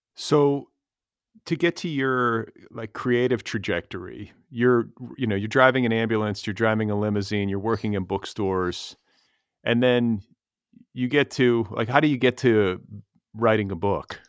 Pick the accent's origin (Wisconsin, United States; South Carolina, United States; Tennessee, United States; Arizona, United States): Wisconsin, United States; Milwaukee; moved away as an adult; now in Los Angeles, United States; we're both from Wisconsin originally